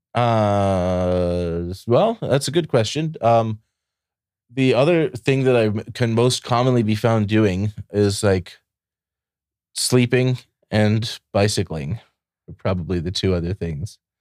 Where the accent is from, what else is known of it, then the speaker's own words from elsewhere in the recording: Ohio, United States; also born or lived in Michigan / Puerto Rico; now in Austin, United States; I grew up in Ohio, and, uh, then I moved to Michigan, then I moved to Puerto Rico, then I moved to Texas.